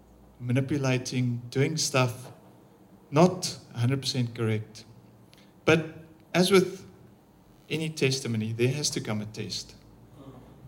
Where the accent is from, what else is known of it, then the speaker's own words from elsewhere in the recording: Pretoria, Gauteng, South Africa; I'm from Pretoria